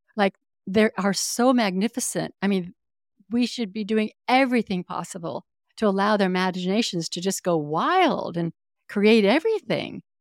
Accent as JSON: {"language": "English", "region": "Northern California", "country": "United States", "tie": "born or raised there", "said": "I grew up in Northern California, and I spent ninety percent of my childhood outdoors."}